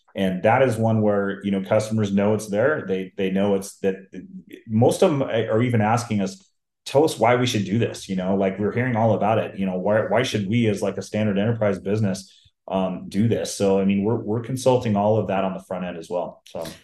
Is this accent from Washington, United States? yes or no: yes; Seattle, Washington, United States; I grew up in the Seattle, Washington area